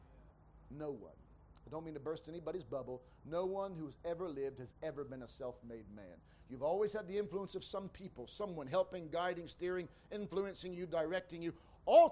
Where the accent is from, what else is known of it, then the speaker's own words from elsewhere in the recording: United States; moved away; I grew up in America